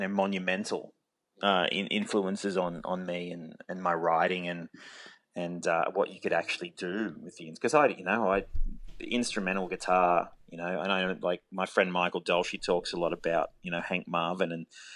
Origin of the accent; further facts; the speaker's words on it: Forbes, New South Wales, Australia; I grew up in Forbes.